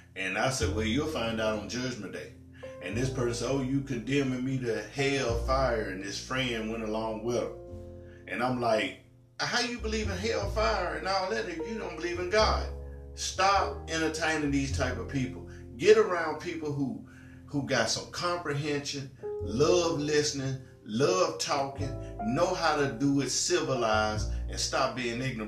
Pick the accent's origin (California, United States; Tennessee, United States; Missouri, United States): Tennessee, United States; I'm from Tennessee. You know, born and raised in Tennessee, live in Tennessee.